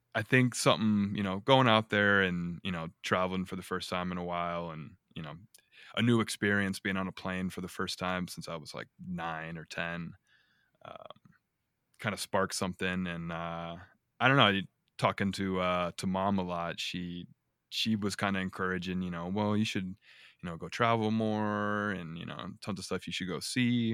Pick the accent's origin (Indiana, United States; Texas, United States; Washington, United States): Indiana, United States; Northwest; moved away as an adult; now in Denver, United States; I'm from Northwest Indiana. Um, grew up there, lived there twenty-something years